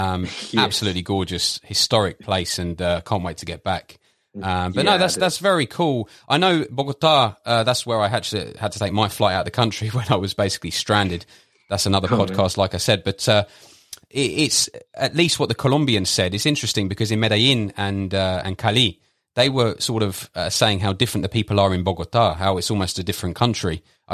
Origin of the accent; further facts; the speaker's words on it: London, United Kingdom; for me, being from, you know, born and raised in London, UK, the idea just sounds totally absurd.